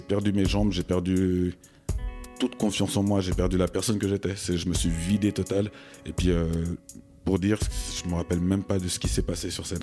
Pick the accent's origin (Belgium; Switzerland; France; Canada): Switzerland; Vevey, Vaud; j'ai grandi à Vevey